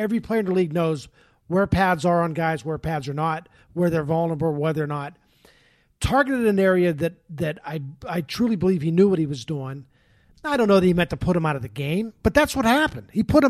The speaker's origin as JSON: {"language": "English", "town": "Boston", "region": "Massachusetts", "country": "United States", "said": "I'm from Boston. Go back to Boston."}